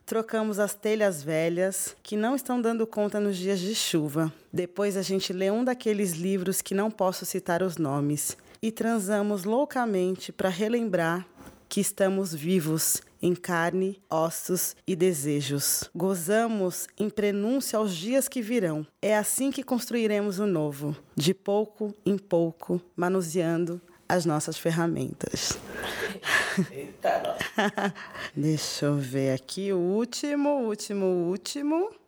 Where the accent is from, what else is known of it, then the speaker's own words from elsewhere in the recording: Rio de Janeiro, Brazil; accent: carioca; quando eu fico nervosa, eu fico com um sotaque muito carioca